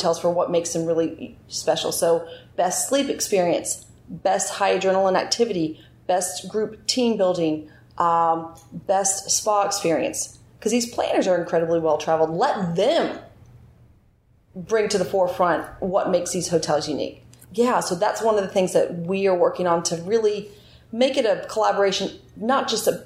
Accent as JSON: {"language": "English", "town": "Pinehurst", "region": "North Carolina", "country": "United States", "tie": "born or raised there", "said": "I grew up in Pinehurst."}